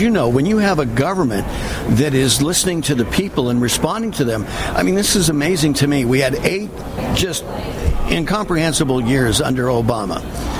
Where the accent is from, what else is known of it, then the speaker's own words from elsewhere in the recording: California, United States; moved away as an adult; now in Florida, United States; Well, I was born and raised in California. The last 12 years I've been in Florida.